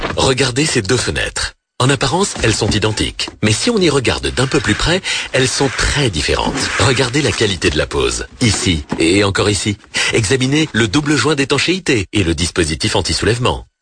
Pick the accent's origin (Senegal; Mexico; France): France; Nous sommes français